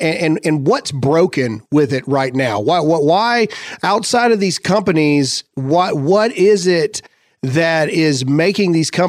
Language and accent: English; the South, United States; I grew up in the South.